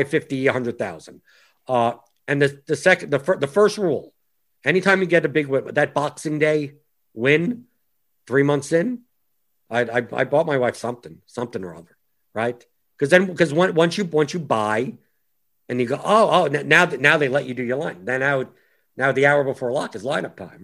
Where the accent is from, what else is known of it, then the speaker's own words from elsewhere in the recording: United States; I'm an American who actually does follow soccer